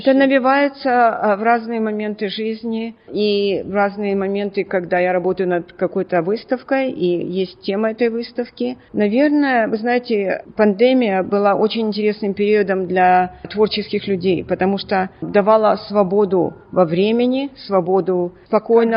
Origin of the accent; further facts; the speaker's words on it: Odesa, Odesa Oblast, Ukraine; now in Melbourne, Australia; Я родом из Одессы